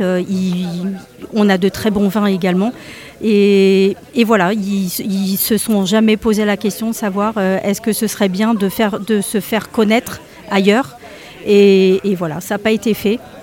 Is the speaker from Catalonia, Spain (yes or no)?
no; Extremadura, Spain; moved away; ma région d'origine, qui est l'Extrême Dur.